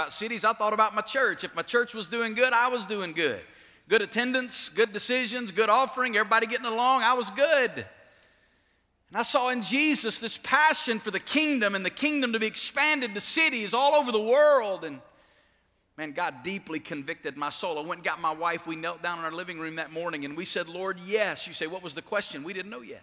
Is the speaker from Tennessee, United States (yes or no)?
no; Alabama, United States; moved away as an adult; now in Las Vegas, United States; I'm from Alabama. Where I'm from, people don't go to Las Vegas.